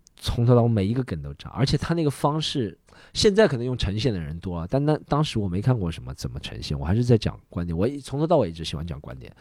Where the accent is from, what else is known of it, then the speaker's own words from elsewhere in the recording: Shanghai, China; 你上海来的，你你挺厉害的